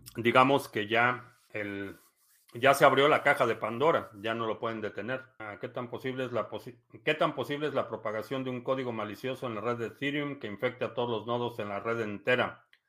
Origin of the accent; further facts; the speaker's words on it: Mexico; moved away; cuando yo crecí en México